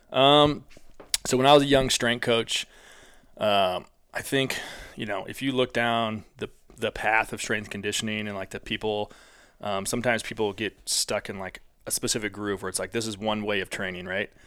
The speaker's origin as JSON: {"language": "English", "town": "St. Louis", "region": "Missouri", "country": "United States", "said": "I was from Saint Louis."}